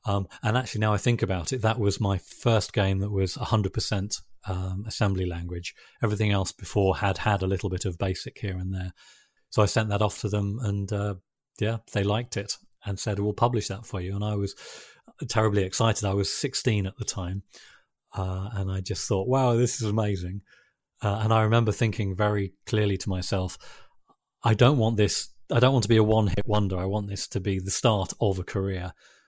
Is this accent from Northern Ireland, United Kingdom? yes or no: no; Yorkshire and the Humber, United Kingdom; also born or lived in London, United Kingdom; actually I was born in London, and when I was about 12 years old, my sort of family relocated up to North Yorkshire.